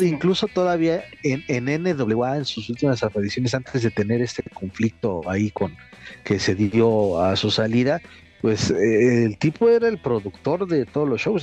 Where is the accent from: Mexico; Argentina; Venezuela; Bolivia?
Mexico; como mexicano